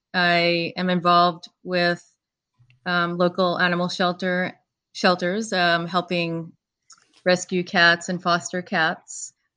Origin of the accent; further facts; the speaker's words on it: New York, United States; I'm from New York.